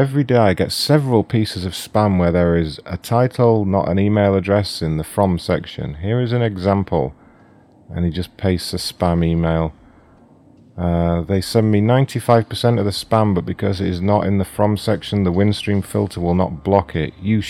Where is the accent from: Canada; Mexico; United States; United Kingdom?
United Kingdom; You may be able to tell I'm British, so will you have a selection of tea available for me, hot tea?